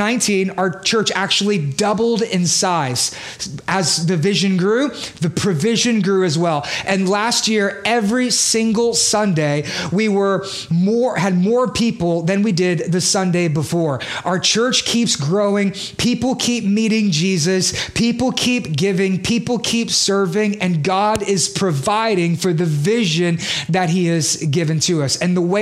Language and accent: English; Beaumont, Texas, United States; moved away as an adult; also born or lived in Houston / New York; I'm from Beaumont